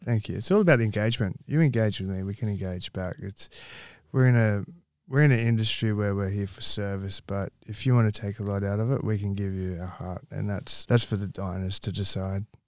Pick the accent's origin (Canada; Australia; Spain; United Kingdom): Australia; Campbelltown, New South Wales; moved away as an adult; also born or lived in North Queensland; now in Western Australia, Australia; I grew up in Campbell Town.